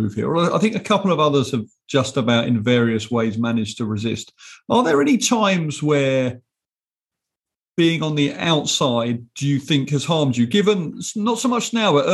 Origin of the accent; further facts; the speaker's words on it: England, United Kingdom; moved away; I am your English non-entertainment co-host